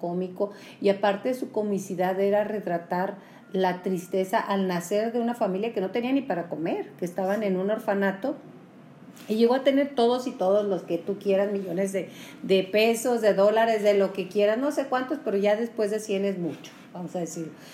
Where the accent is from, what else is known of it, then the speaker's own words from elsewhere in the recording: Julimes, Chihuahua, Mexico; yo soy de Julimes